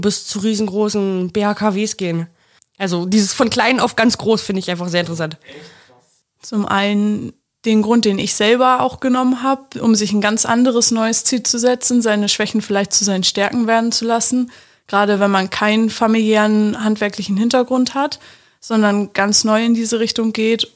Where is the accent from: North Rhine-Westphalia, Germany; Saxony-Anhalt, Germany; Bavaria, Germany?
Saxony-Anhalt, Germany; Magdeburg; ich komme aus dem schönen Magdeburg